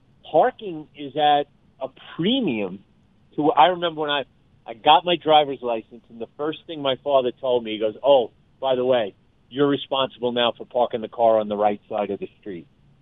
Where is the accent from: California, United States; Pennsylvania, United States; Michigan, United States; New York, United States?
New York, United States; New York City; moved away; I grew up in New York City, the biggest in the country.